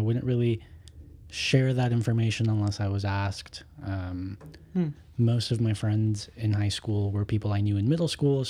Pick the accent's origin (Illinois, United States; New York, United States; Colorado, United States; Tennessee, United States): Colorado, United States; Denver; We're in Denver. I'm from Denver, Colorado.